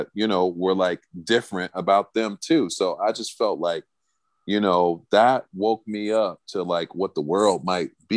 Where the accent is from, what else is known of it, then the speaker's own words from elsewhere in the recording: Chicago, Illinois, United States; moved away; I'm from Chicago